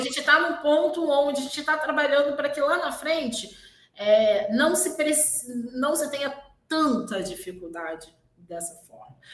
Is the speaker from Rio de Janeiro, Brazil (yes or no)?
yes; Rio de Janeiro, Brazil; eu venho da zona oeste do Rio, exatamente um bairro que é ali entre Realengo